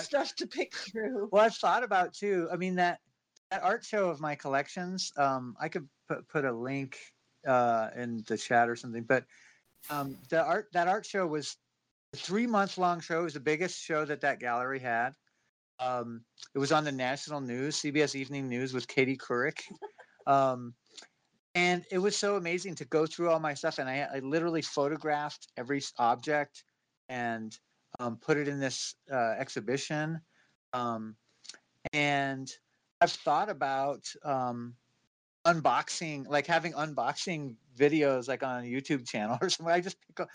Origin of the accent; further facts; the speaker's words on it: Inglewood, California, United States; I grew up in Inglewood